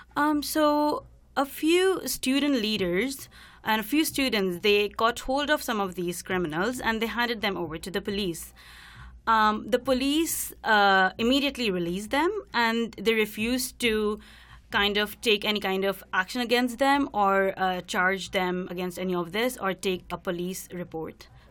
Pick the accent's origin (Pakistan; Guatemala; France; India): India; moved away as an adult; now in Vancouver, Canada; I'm from India, and I'm in my first year of P H D program in social justice at the University of British Columbia.